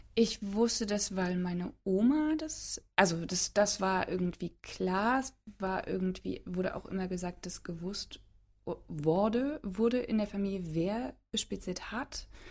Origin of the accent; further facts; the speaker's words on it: Halle, Saxony-Anhalt, Germany; moved away as an adult; also born or lived in London; Ich bin in Halle-Saale geboren